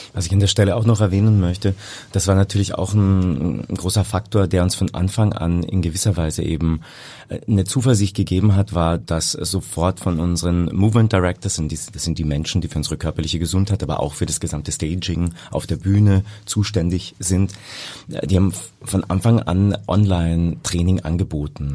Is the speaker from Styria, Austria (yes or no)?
no; Carinthia, Austria; also born or lived in Hamburg; now in Vienna, Austria; Ich komme aus dem schönen Kärnten, da bin ich geboren und lebe aber schon über 20 Jahre in Wien.